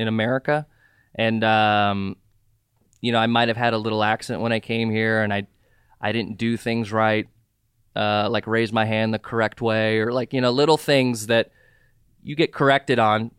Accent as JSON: {"language": "English", "region": "Southern California", "country": "United States", "tie": "born or raised there", "also_born_or_lived": "Jordan / Saudi Arabia / Ventura County / Santa Monica", "said": "I grew up in Southern California for the most part. I've been here since ninety-three"}